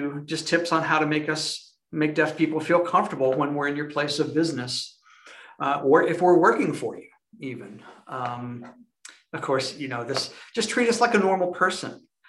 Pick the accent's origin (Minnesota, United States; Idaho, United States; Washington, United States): Minnesota, United States; now in Oxford, United States; I'm from Minnesota. I moved to Alabama about 6 years ago, and I live in Oxford as well.